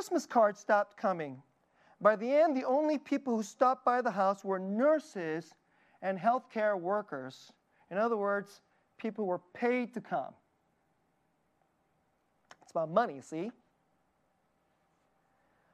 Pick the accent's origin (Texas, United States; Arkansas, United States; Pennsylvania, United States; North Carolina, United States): Texas, United States; Dallas; I grew up in Dallas.